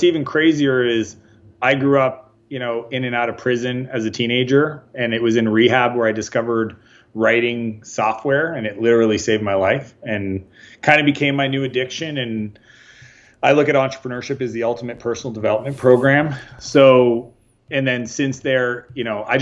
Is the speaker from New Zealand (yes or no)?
no; Canada; moved away as an adult; also born or lived in San Francisco, United States; So I'm Canadian, but I left home when I was 21. Spent a lot of time in the U.S. down in San Francisco